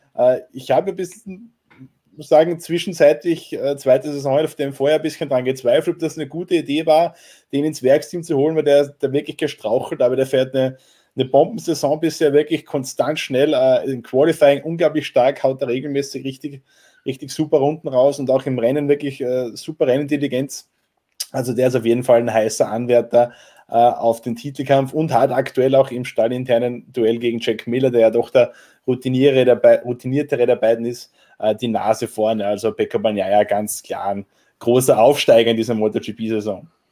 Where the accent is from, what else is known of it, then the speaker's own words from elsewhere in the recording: Austria; als Österreicher